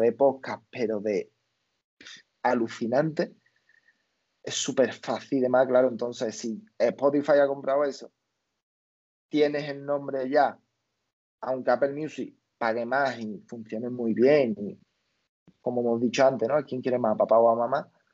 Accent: Spain; la gente de aquí de España, y yo

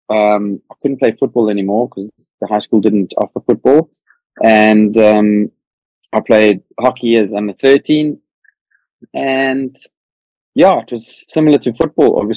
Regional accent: Harare, Zimbabwe; Um, yeah, I was born in Harare in in Zim. My parents and grandparents uh, ran a sports shop there called Fulton and Evans

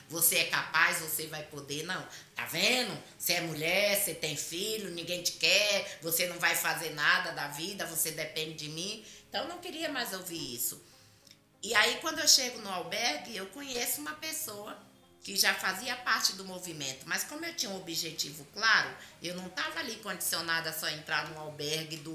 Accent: Salvador, Bahia, Brazil; now in São Paulo, Brazil; eu vim de Salvador, eu tenho estudo, eu sempre trabalhei na área administrativa

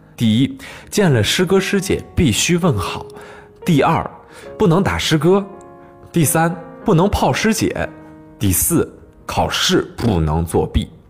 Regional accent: Changzhi, Shanxi, China; moved away as an adult; now in Beijing, China; 我小的时候是生活在一个小城市里边，呃，这个城市呢叫做长治

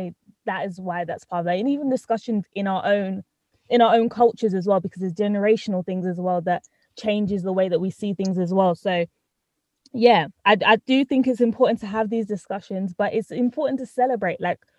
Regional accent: United Kingdom; also born or lived in Trinidad; I was born in Trinidad, but I've lived here in Britain since I was one.

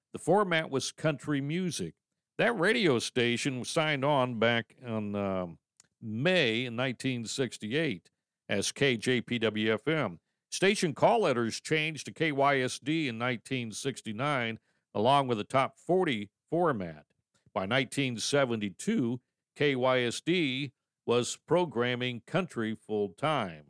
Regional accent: Troutville, Virginia, United States; Troutville, Virginia, which is my hometown

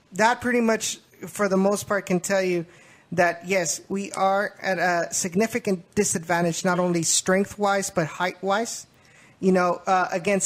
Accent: Memorial, Texas, United States; I was from Memorial as well

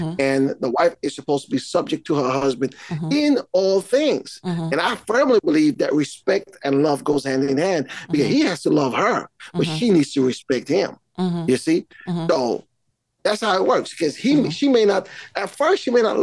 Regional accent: Montserrat; I am from Caribbean island of Montserrat

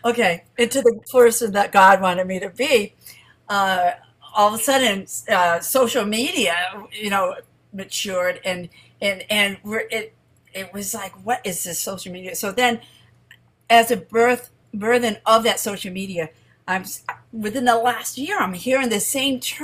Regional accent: Randolph, Massachusetts, United States; I'm from greater Boston, Randolph specifically

